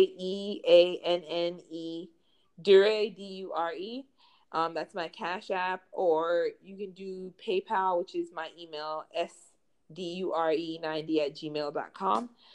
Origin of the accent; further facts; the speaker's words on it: United States; moved away as an adult; now in Spain; I'm from the U.S.